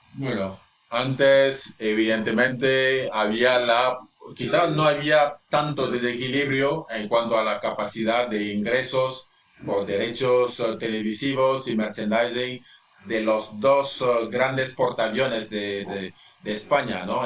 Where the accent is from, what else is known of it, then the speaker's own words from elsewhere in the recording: Central African Republic; moved away as an adult; also born or lived in United States / Ferrol, Spain; yo salí de la República Centroafricana para ir a estudiar a Estados Unidos